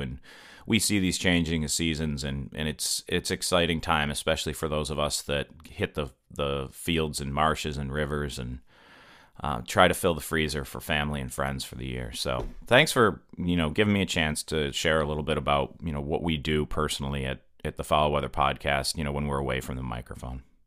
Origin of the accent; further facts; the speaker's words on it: Western New York, United States; moved away; also born or lived in Mississippi; I'm originally from Western New York